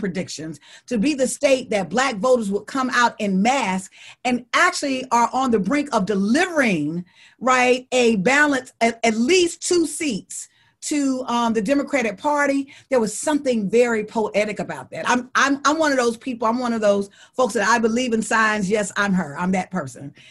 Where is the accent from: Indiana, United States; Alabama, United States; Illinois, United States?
Alabama, United States; I'm from Alabama